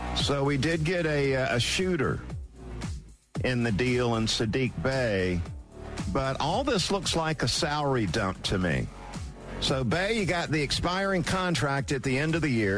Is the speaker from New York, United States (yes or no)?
no; Valdosta, Georgia, United States; moved away; my hometown of Valdosta